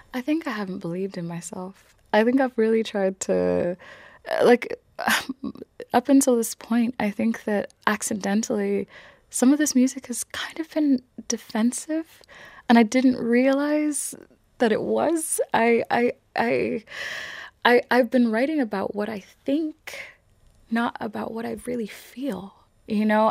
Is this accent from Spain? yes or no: no; Ireland; I am here and I'm Irish and I'm not going anywhere.